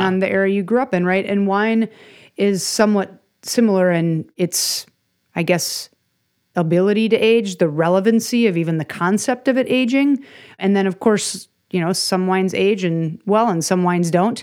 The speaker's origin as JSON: {"language": "English", "region": "Minnesota", "country": "United States", "said": "as a Minnesotan"}